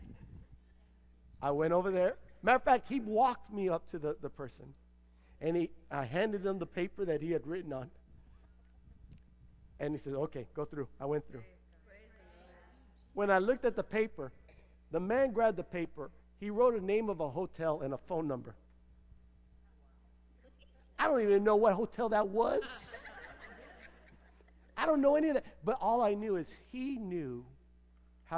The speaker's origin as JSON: {"language": "English", "country": "United States", "said": "I'm an American"}